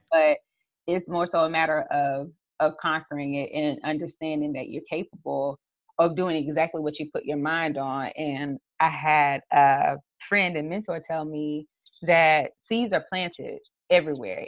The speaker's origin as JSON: {"language": "English", "region": "South Carolina", "country": "United States", "tie": "born or raised there", "said": "a brand strategist, social media strategist from the South Carolina area"}